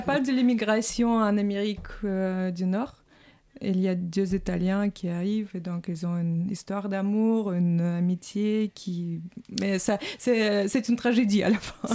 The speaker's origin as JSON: {"language": "French", "region": "Saint Petersburg", "country": "Russia", "moved": "yes", "lives_now": "France", "said": "je suis russe. voilà. Donc, bon, je viens de Saint-Pétersbourg"}